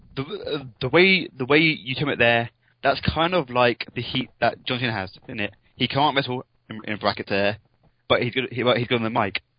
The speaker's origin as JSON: {"language": "English", "region": "England", "country": "United Kingdom", "said": "I'm English"}